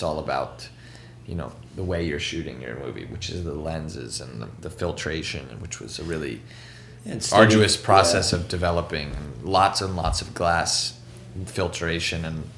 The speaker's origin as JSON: {"language": "English", "town": "New York City", "region": "New York", "country": "United States", "tie": "born or raised there", "said": "growing up in New York"}